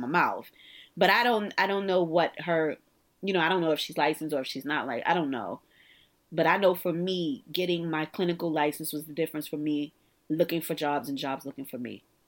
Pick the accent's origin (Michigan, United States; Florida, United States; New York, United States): New York, United States; New York City; also born or lived in Virginia; I'm actually from the Stuy